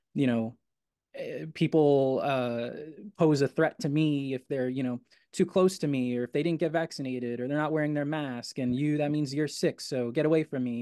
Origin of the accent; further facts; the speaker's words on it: New York City, New York, United States; my hometown, Astoria